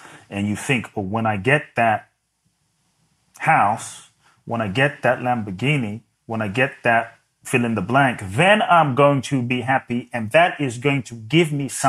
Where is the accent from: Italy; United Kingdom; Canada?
United Kingdom; London; moved away as an adult; also born or lived in Ghana; now in United States; I was born in Ghana. My father's from Ghana. My mother's Japanese. I grew up in London.